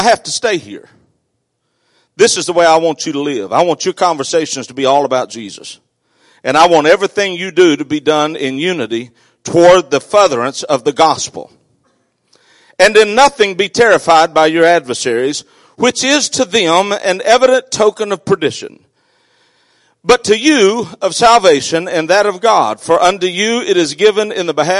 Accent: South Arkansas, United States; I grew up in South Arkansas

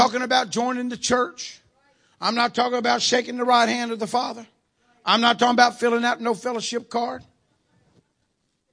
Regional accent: Louisiana, United States; moved away; I'm originally from Louisiana, so I'm going to say like we say down in Louisiana

